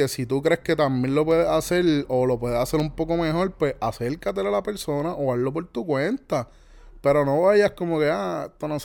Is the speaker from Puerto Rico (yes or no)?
yes; Puerto Rico; soy típico puertorriqueño